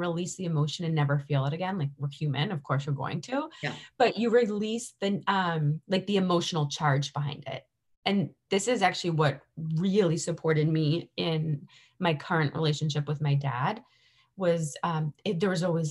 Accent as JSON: {"language": "English", "town": "Boston", "region": "Massachusetts", "country": "United States", "tie": "born or raised there", "said": "growing up around Boston"}